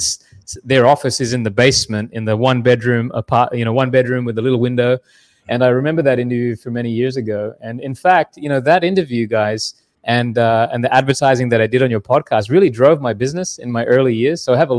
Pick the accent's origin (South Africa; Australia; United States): Australia; now in Canada; Yeah. I am Australian. That's why I named my company Kanga Mortgage. Easy to remember. But yeah, I spent most of my life in Canada, and I married a Canadian, which brought me to Canada, Durham region in particular.